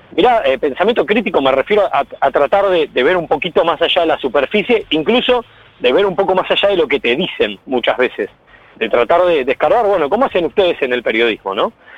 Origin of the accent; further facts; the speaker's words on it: Pinamar, Buenos Aires Province, Argentina; soy de Pinamar